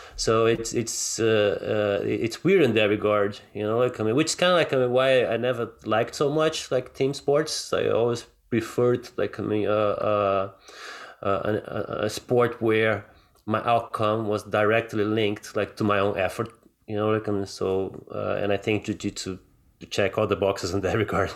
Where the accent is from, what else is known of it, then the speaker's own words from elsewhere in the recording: Rio de Janeiro, Brazil; moved away; I grew up in Brazil, right? Like, and, and, and Rio can get pretty rough sometimes